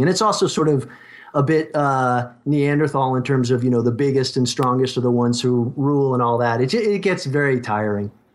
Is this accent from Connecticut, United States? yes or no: yes; Connecticut, United States; now in Southern California, United States; I grew up in Connecticut